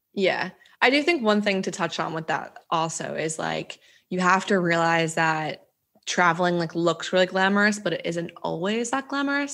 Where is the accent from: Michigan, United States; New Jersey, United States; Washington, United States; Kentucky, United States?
New Jersey, United States; moved away as an adult; I'm from New Jersey originally